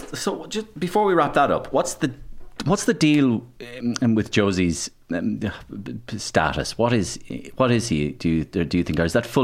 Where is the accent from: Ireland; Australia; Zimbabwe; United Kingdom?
Ireland; Waterford, Munster; I'd be Waterford.